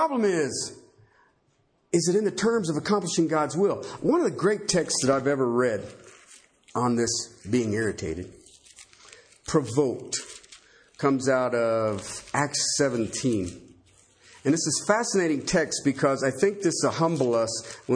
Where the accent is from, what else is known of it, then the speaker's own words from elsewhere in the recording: Ohio, United States; I grew up in Ohio